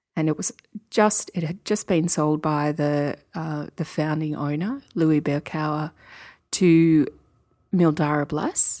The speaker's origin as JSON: {"language": "English", "area": "Yarra Valley", "region": "Victoria", "country": "Australia", "tie": "born or raised there", "said": "I grew up in the Yarra Valley and my parents always were quite keen wine connoisseurs"}